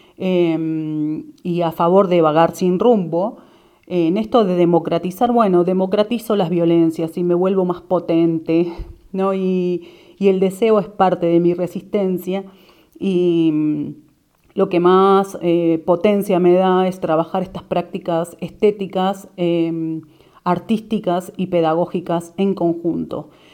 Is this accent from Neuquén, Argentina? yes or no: yes; Neuquén, Argentina; soy de Neuquén